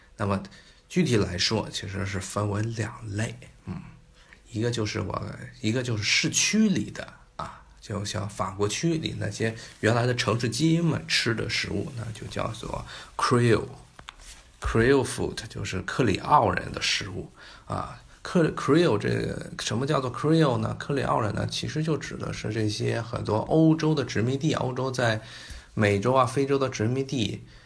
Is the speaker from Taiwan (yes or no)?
no; China; 我们中国人很熟悉的一种，啊，食材